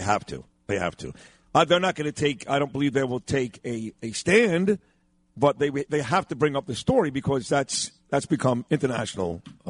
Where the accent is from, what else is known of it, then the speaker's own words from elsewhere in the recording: United States; As an American, I'm proud to be an American